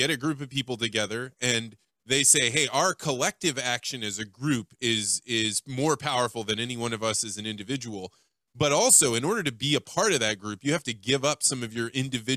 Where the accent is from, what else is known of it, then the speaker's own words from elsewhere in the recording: United States; as an American